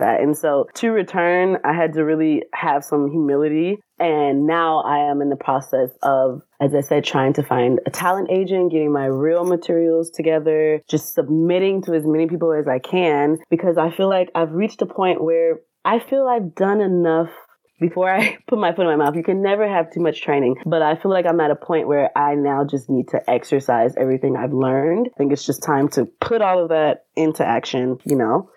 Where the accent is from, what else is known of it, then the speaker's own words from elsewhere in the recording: Atlanta, Georgia, United States; I am from Atlanta, Georgia